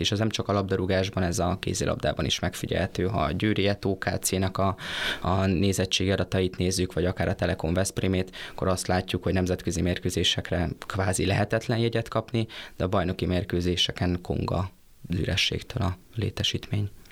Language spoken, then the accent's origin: Hungarian; Debrecen, Hajdú-Bihar, Hungary; én debreceniként azt mondom, hogy én büszke civis városi vagyok